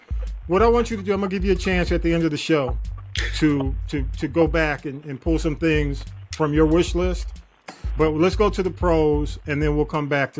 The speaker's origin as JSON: {"language": "English", "town": "Atlanta", "region": "Georgia", "country": "United States", "tie": "born or raised there", "said": "I grew up in Atlanta"}